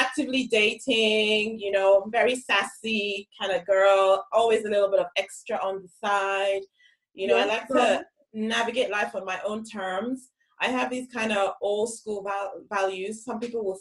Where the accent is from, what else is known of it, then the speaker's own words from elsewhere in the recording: Lagos, Nigeria; moved away as an adult; now in London, United Kingdom; I'm a Yoruba girl from Lasgidi